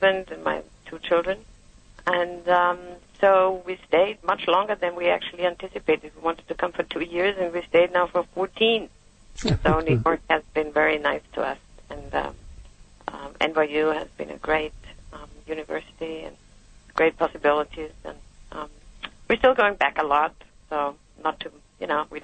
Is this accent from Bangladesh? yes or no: no; Germany; also born or lived in Munich; now in United States; I was raised in Germany, Germany post-World War II